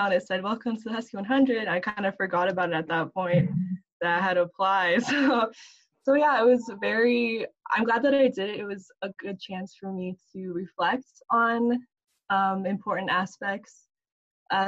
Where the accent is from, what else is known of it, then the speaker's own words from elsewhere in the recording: Bremerton, Washington, United States; I grew up in Bremerton, Washington